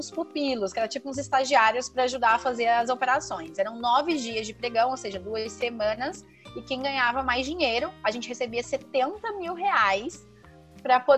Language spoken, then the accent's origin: Portuguese; Rio de Janeiro, Brazil; Eu que vim do Rio de pra cá, senti muito isso.